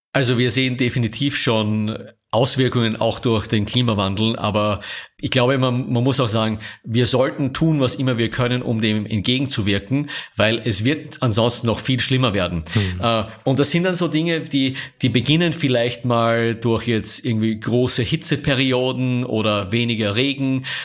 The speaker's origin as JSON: {"language": "German", "country": "Austria", "also_born_or_lived": "Vienna / Paris / Rome", "moved": "as an adult", "lives_now": "Munich, Germany", "said": "als Österreicher wir so als mit einem Bonus daherkommen"}